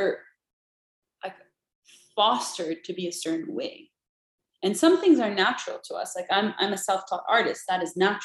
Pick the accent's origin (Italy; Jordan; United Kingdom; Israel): Jordan; moved away as an adult; I grew up in Jordan, very happy there at the time